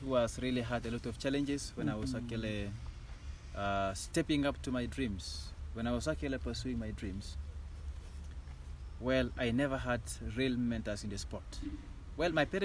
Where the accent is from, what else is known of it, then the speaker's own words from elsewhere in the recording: Kapchorwa, Eastern Region, Uganda; growing up in Kapchorwa